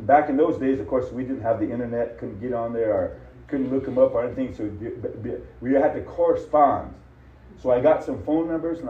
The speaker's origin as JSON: {"language": "English", "country": "United States", "said": "I'm an American, but I said, I'm a Native American"}